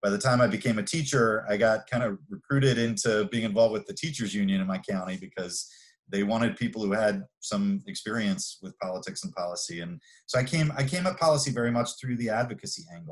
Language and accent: English; Maryland, United States; I grew up in Maryland.